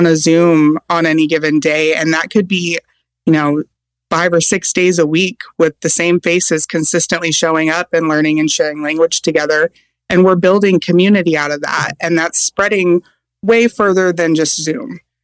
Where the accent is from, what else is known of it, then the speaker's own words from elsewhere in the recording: Seattle, Washington, United States; where I was growing up in the Seattle area